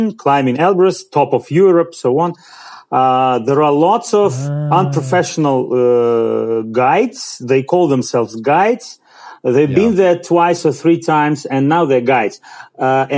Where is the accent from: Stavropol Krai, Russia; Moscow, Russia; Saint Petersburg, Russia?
Stavropol Krai, Russia; Pyatigorsk; English is a second language; Well, I'm from Pyatigorsk. I live here all my life, all my 42 years I live here